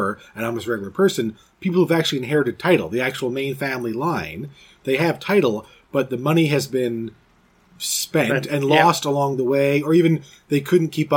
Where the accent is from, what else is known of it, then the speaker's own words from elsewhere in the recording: Canada; we're Canadian, so we're part of the Commonwealth